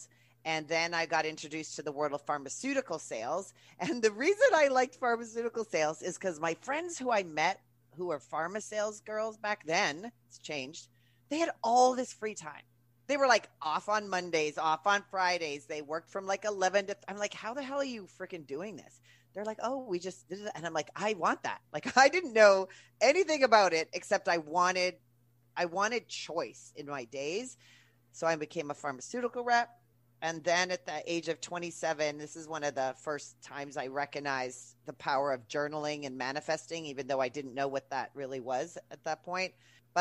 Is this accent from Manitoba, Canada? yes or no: yes; Manitoba, Canada; moved away as an adult; also born or lived in Vancouver, Canada; I'm from Canada. So we call it university. College is university here. And I'm from the center of Canada. And I wanted to get the hell out. So I picked a major that you couldn't do in flat Manitoba